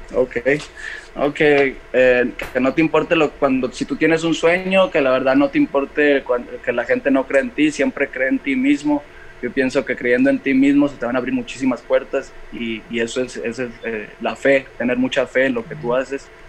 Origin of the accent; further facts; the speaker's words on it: Valparaíso, Zacatecas, Mexico; soy, de Valparaíso, Zacatecas